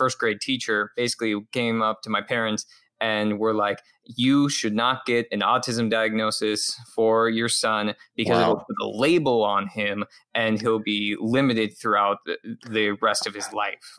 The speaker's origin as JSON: {"language": "English", "town": "Phoenix", "region": "Arizona", "country": "United States", "tie": "born or raised there", "also_born_or_lived": "Washington State", "said": "I grew up in the Phoenix area of Arizona. So I am originally from Washington State, but I moved down here to the Valley when I was about 5 years old."}